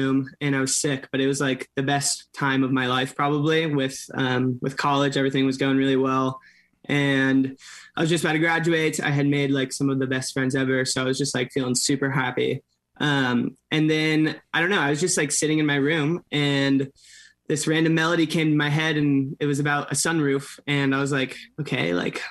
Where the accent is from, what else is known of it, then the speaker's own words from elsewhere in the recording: Orange County, California, United States; I'm from Orange County, so like an hour south